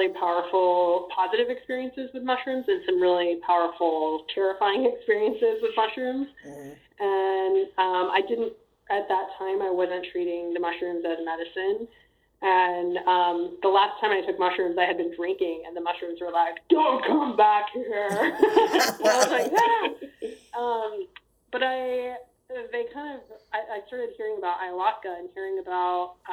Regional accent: Amarillo, Texas, United States; also born or lived in Austin, Texas; I'm from Texas. Just like you. I grew up in Amarillo

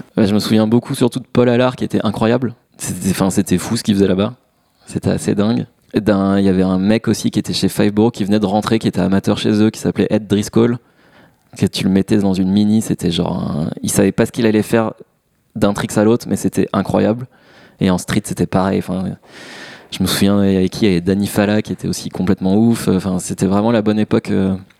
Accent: Massy, Île-de-France, France; chez moi à Massy

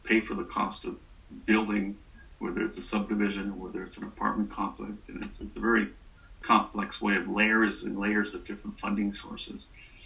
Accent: Salinas, California, United States; I was born and raised in Salinas

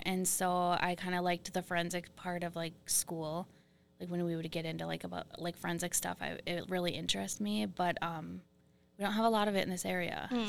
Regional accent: Cloquet, Minnesota, United States; I grew up on the Fond du Lac Reservation in the Cloquet area.

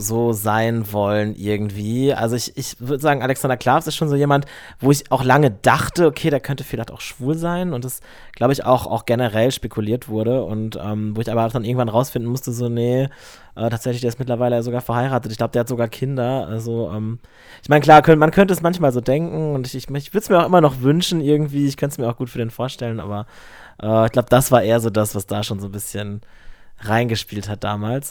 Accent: Lower Saxony, Germany; now in Cologne, Germany; nach Niedersachsen, wo ich herkomme

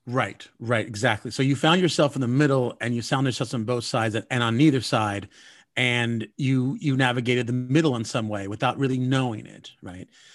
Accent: Southern California, United States; I grew up in Southern California

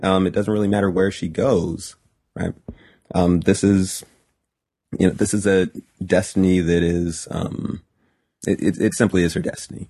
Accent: Highland, California, United States; also born or lived in Fontana, California / Pomona, California / Rialto, California; Highland, California, which is where I spent the vast majority of my childhood

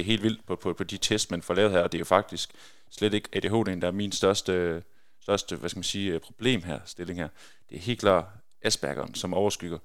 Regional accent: Skjern, Central Denmark Region, Denmark; moved away; also born or lived in Belgium; når man er født og opvokset i Skjern og spiller håndbold i, i Skjern håndbold hele sin, sin ungdomsår

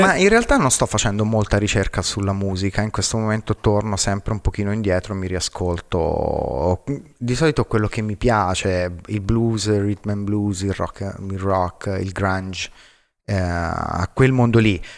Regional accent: Arezzo, Tuscany, Italy; sono cresciuto ad Arezzo, la, la, patria dei cinghiali ringhiosi.

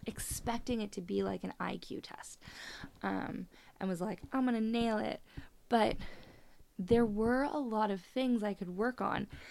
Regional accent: Canada; I'm Canadian

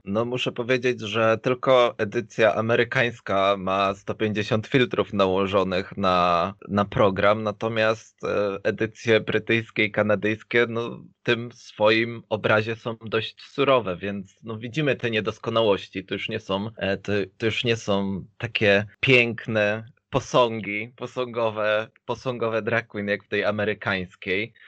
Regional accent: Poland; moved away as an adult

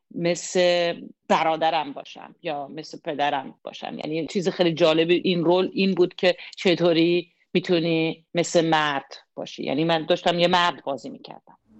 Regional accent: Germany; first language German; Persian is a second language; زبان اول من آلمانیه

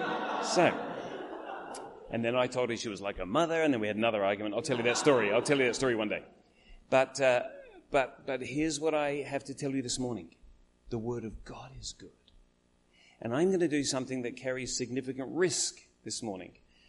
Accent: Adelaide, South Australia, Australia; now in Melbourne, Australia; had been there, and we came back to Adelaide. We live in Melbourne now. We've lived everywhere. We're kind of from Adelaide.

